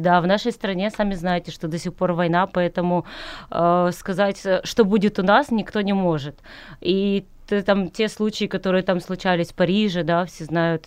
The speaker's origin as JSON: {"language": "Russian", "region": "Crimea", "country": "Ukraine", "tie": "born or raised there", "also_born_or_lived": "Kyiv", "moved": "as an adult", "said": "я родилась в Крыму, а, у моря"}